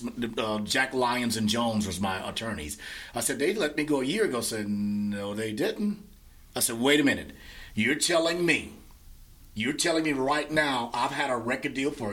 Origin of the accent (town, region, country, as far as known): Trinidad & Tobago